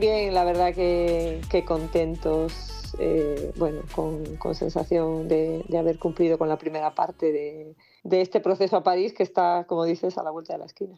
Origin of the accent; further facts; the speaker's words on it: Castropol, Asturias, Spain; Yo soy asturiana